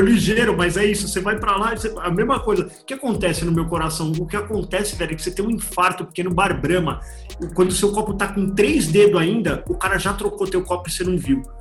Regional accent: São Paulo, Brazil; also born or lived in Jaçanã, São Paulo; eu, eu, morei a vida inteira na Moca aqui

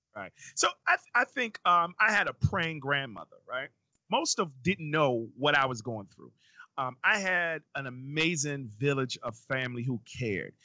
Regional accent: New York City, New York, United States; moved away as an adult; now in Baltimore, United States; in my neighborhood growing up in Brooklyn, New York

